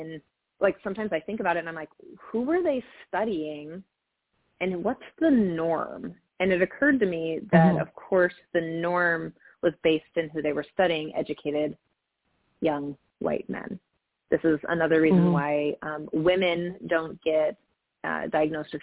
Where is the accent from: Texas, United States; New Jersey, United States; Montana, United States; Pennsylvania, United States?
Montana, United States; now in California, United States; I grew up in Montana in an incredibly poor community. I grew up in a trailer park in Montana